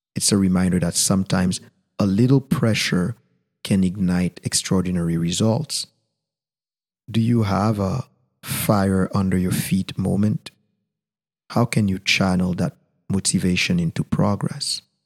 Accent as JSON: {"language": "English", "country": "Haiti", "first_language": "Haitian Creole", "second_language": "English", "said": "my mother tongue, Creole"}